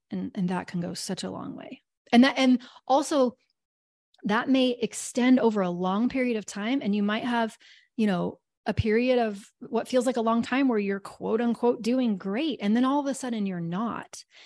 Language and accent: English; Kansas, United States; I'm from Kansas probably and 'cause we have lots of tornadoes